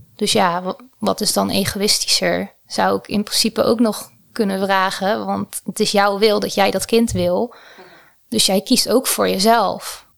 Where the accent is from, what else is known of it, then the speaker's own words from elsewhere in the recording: Tholen, Zeeland, Netherlands; now in Utrecht, Netherlands; ik ben opgegroeid in Zeeland op het eiland Tolen.